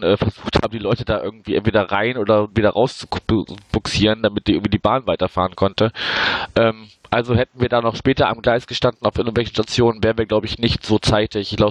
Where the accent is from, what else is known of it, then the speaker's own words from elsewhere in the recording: Wuppertal, North Rhine-Westphalia, Germany; ich habe ja äh, die Tage vorher schon in meiner Heimatstadt Wuppertal verbracht